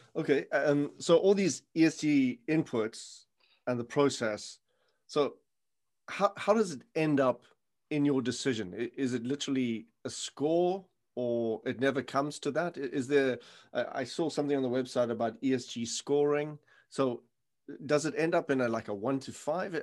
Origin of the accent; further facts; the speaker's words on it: South Africa; moved away; I come from South Africa where the mines go kilometers underground